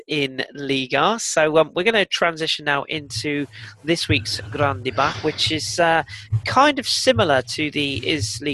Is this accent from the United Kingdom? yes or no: yes; England, United Kingdom; being an Englishman, sort of born and bred